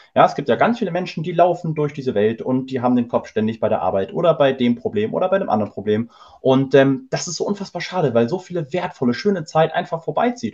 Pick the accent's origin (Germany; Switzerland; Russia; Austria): Germany; Hamburg; wir kommen nämlich aus Hamburg